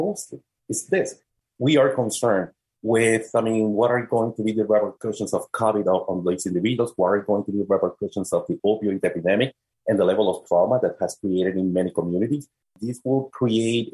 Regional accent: Puerto Rico; moved away as an adult; now in Philadelphia, United States; born and raised in Puerto Rico, came to the United States at the age of 22

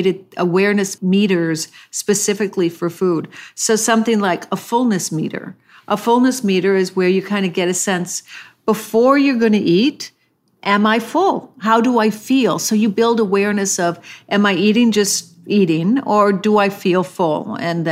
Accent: the Midwest of America, United States; I was raised in the Midwest of America

